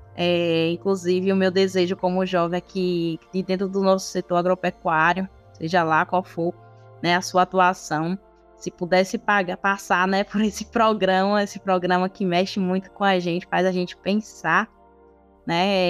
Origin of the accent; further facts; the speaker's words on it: Ribeira do Pombal, Bahia, Brazil; eu sou aqui de Ribeira do Pombal, é o interior da Bahia